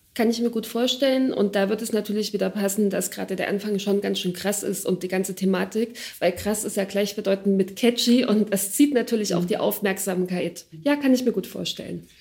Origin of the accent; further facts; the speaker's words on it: Ore Mountains, Saxony, Germany; ich bin im Erzgebirge in Freilandhaltung auf dem Dorf aufgewachsen.